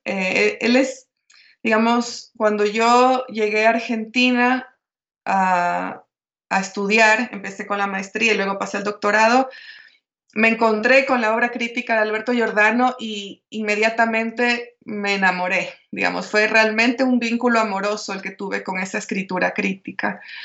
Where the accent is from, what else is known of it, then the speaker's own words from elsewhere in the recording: Guayaquil, Guayas, Ecuador; yo nací en la costa, yo nací en Guayaquil, que está a hora y media del mar